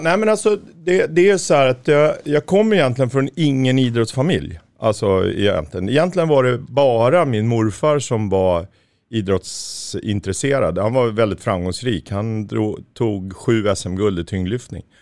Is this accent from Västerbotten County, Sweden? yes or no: no; Märsta, Stockholm County, Sweden; lokaltidningen hemma i Märsta